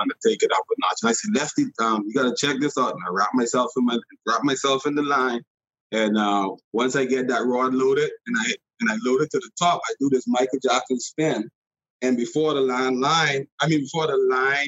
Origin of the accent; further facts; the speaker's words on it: Bahamas; I grew up in the Bahamas and I fished all the time